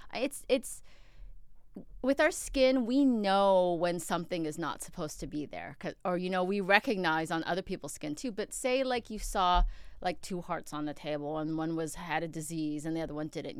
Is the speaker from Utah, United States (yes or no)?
no; Upland, California, United States; also born or lived in Queens, New York; I grew up in Upland. I'm from Queens, though.